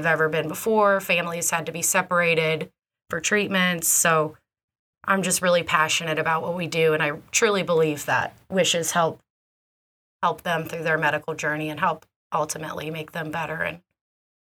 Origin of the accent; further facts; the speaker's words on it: Newburgh, Indiana, United States; also born or lived in Evansville, Indiana; Proud Evansville native. I grew up in Newburgh by the river. Loved it. Very proud to be from Evansville